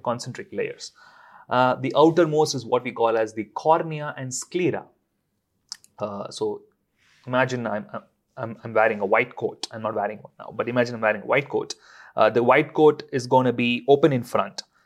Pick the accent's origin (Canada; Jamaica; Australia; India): India; now in London, United Kingdom; I'm from India